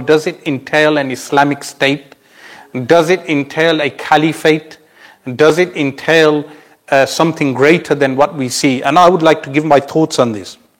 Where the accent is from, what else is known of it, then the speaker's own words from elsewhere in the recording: United Kingdom; for us as Muslims, uh, meaning across the globe, uh, and especially as British Muslims